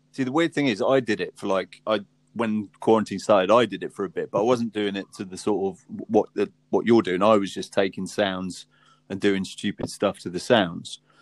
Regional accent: Southampton, South East England, United Kingdom; We're from Southampton

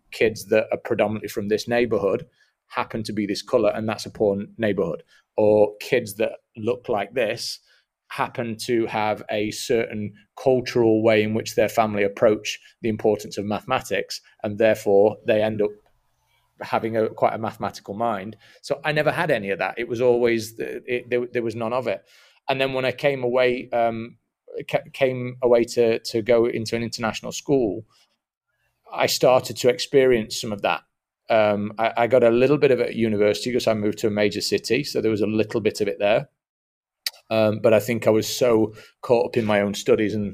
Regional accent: Atlanta, Georgia, United States; I'm from Atlanta, if that if that's what you mean.

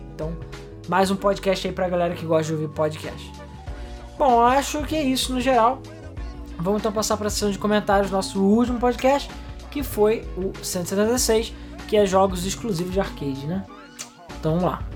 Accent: Brazil; a gente é brasileiro

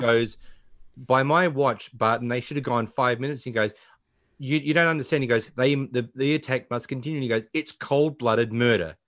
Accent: Australia; being an Australian

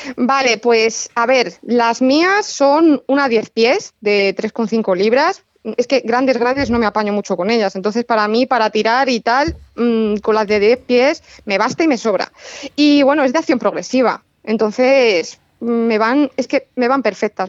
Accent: Toledo, Castilla-La Mancha, Spain; also born or lived in Madrid; Yo que soy de Toledo, o sea, mm, colindo con Toledo

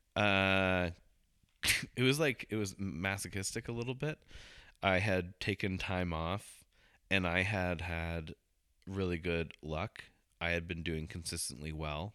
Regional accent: Hong Kong; I'm Asian too. I can say that. I was born in Hong Kong

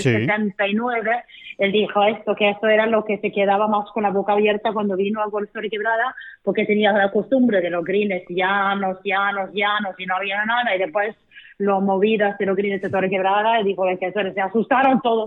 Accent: Sweden; moved away as an adult; now in Costa del Sol, Spain; mi tierra en Suecia

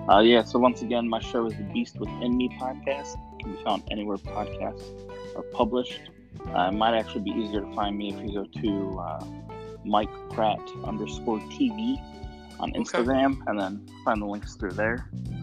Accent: Seattle, Washington, United States; also born or lived in Ohio; Yeah, so I actually was born in Ohio. I grew up a lot in Seattle, though, because my dad was in the Navy.

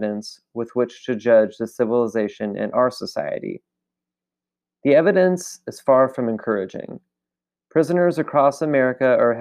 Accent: California, United States; now in Alabama, United States; In California, my home state

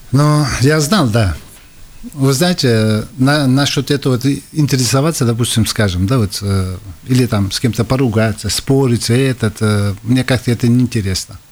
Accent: Tashkent, Uzbekistan; now in Latvia; Где я вырос, это центр города

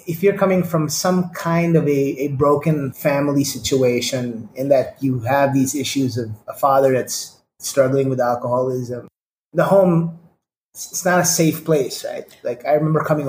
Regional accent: Manila, Metro Manila, Philippines; I am Indian, born and raised in Manila, of Indian descent

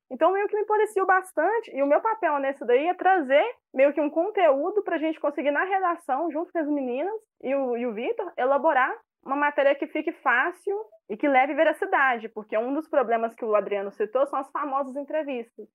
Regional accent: Betim, Minas Gerais, Brazil; accent: Minas; Minas Gerais, especificamente Betim

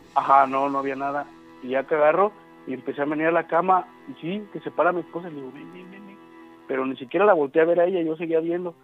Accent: Atoyac, Veracruz, Mexico; moved away; soy de Potronuevo, bueno, soy de Atoyac, pero ahorita estoy en tono nuevo.

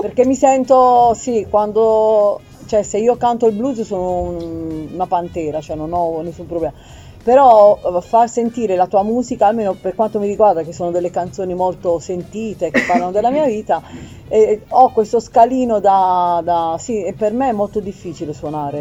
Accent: Apulia, Italy; sono anche pugliese

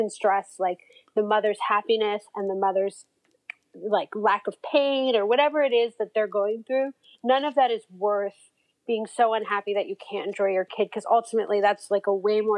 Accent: Toronto, Ontario, Canada; moved away as an adult; now in United States; I grew up in Toronto

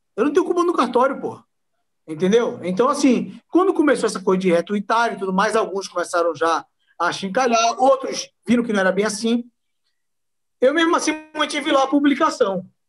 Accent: Northeast Region, Brazil; eu sou nordestino, pô. Sou nordestino mestiço

